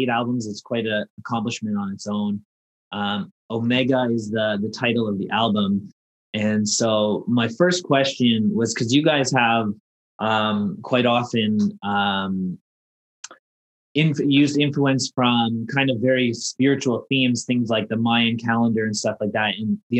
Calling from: Toronto, Ontario, Canada; I'm calling from Toronto

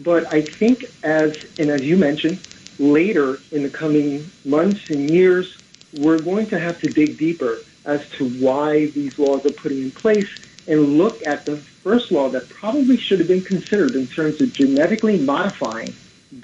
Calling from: Brooklyn, New York, United States; I'm from Brooklyn.

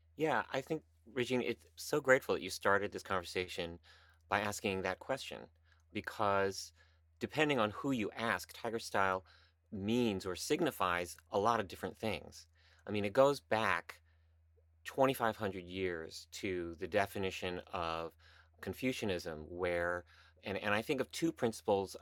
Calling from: New York City, New York, United States; I am calling in from the cl, my closet here in Midtown Manhattan

